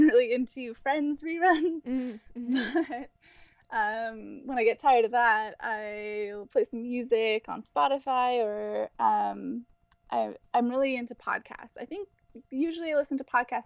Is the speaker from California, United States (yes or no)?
yes; Santa Rosa, California, United States; now in San Francisco, United States; I'm originally from Santa Rosa, California, which is around Sonoma.